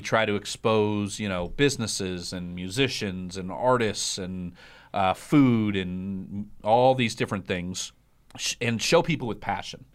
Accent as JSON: {"language": "English", "region": "Iowa", "country": "United States", "tie": "born or raised there", "said": "I grew up in Iowa"}